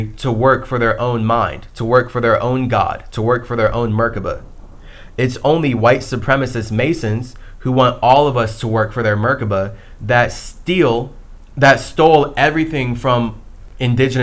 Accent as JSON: {"language": "English", "region": "Ohio", "country": "United States", "tie": "born or raised there", "also_born_or_lived": "Chicago / San Diego", "moved": "as an adult", "said": "growing up in Ohio, growing up in the schools that I went"}